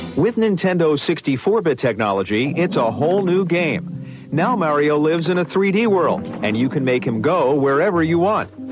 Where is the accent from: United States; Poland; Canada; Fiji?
Canada; Halifax, Nova Scotia; moved away as an adult; also born or lived in Charlottetown, Prince Edward Island; I grew up in Halifax